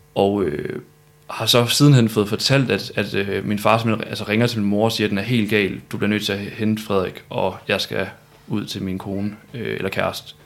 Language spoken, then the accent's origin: Danish; Malling, Central Denmark Region, Denmark; also born or lived in Viborg; now in Aarhus, Denmark; jeg er født i Viborg. Og så er jeg opvokset syd for Aarhus i Malling og Mårslet.